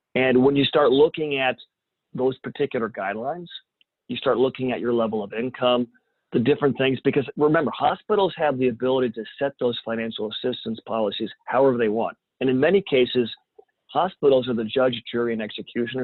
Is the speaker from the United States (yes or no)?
yes; Champaign, Illinois, United States; moved away as an adult; also born or lived in San Antonio, Texas; Champaign, Urbana, which is my hometown